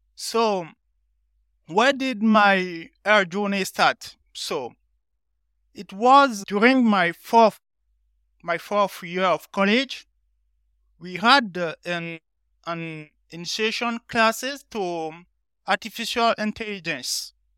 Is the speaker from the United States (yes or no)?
no; Benin; moved away as an adult; now in France; I'm from Benin, a small country next to Nigeria in West Africa. So, I'm currently in France since, uh, twenty fifteen.